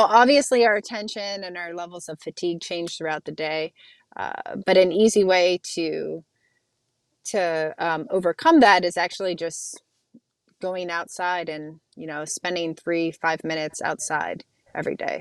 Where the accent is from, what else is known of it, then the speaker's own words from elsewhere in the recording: Youngstown, Ohio, United States; moved away; I grew up in Youngstown, Ohio